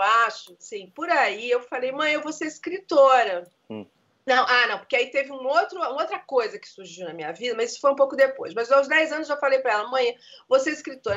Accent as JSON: {"language": "Portuguese", "region": "Rio de Janeiro", "country": "Brazil", "tie": "born or raised there", "also_born_or_lived": "Engenho de Dentro, Rio de Janeiro", "said": "nasci em Vila Isabel, com 12 anos, meu pai foi pro Engenho de Dentro"}